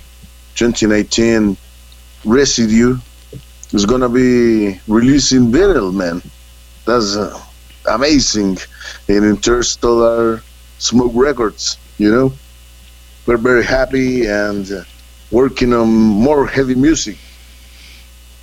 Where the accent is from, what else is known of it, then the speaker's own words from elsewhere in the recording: Santiago, Santiago Metropolitan Region, Chile; English is a second language; we are from Chile. This is the last place in the planet where this country just almost touched Antarctica, the South Pole of the world. And we are from the capital city, Santiago, and we grow up in a society